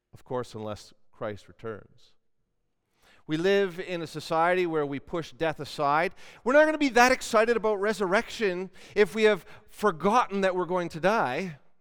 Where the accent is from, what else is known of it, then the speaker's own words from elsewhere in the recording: Canada; we're Canadian